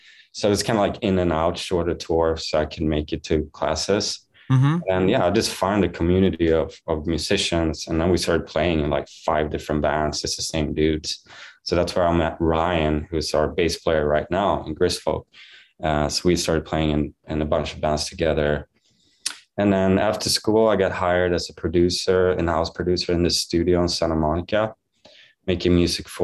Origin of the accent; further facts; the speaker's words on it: Varberg, Halland County, Sweden; moved away; I was born and raised in Varberg, Sweden